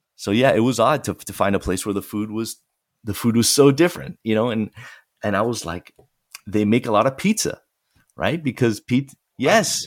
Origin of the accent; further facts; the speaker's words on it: Fort Lauderdale, Florida, United States; the newspaper from my hometown, the, the Sun Sentinel, uh, which is in Fort Lauderdale